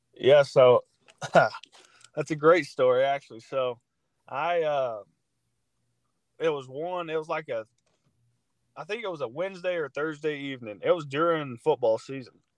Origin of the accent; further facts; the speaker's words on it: Georgia, United States; moved away as an adult; now in Missouri, United States; I'm from Georgia, and I play football